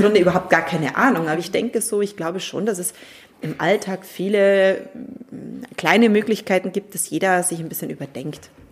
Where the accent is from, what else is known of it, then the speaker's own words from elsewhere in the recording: Germany; bei uns in Deutschland